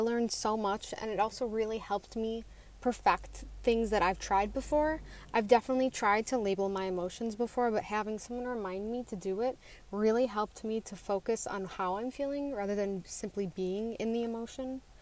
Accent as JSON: {"language": "English", "region": "Western New York", "country": "United States", "said": "I'm from Western New York"}